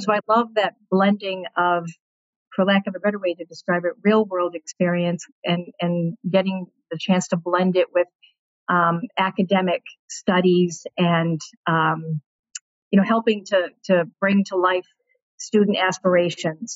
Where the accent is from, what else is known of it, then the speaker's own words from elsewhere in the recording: Peabody, Massachusetts, United States; I grew up in Peabody, in a, in a great neighborhood.